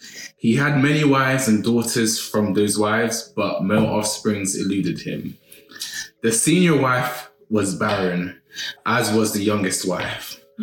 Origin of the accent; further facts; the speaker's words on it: Yorubaland, Nigeria; As a Nigerian Yoruba